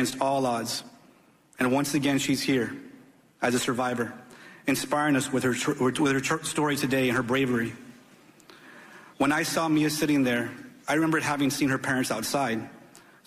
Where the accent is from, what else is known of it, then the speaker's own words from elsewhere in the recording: Uvalde, Texas, United States; I've lived in Uvalde my whole life. In fact, I attended Robb Elementary School myself as a kid